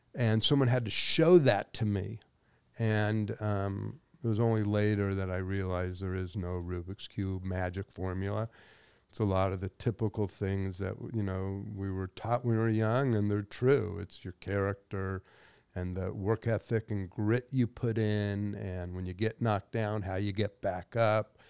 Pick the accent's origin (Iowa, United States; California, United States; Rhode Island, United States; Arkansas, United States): California, United States; Los Angeles; I grew up in the San Fernando Valley